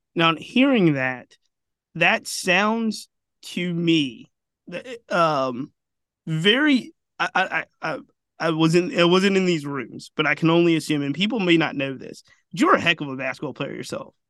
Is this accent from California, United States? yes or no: no; Richmond, Virginia, United States; I am born and raised in Richmond